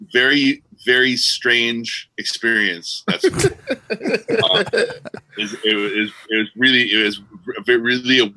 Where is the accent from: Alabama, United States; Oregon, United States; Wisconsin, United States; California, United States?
California, United States; Los Angeles; moved away as an adult; also born or lived in New York / Ojai, California; Was born and raised